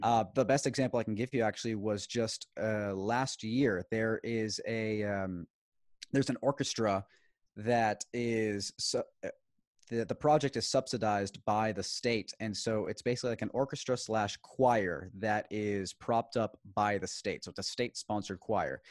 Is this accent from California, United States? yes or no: no; Houston, Texas, United States; also born or lived in Maracaibo, Venezuela; I was born in the United States, namely Houston, Texas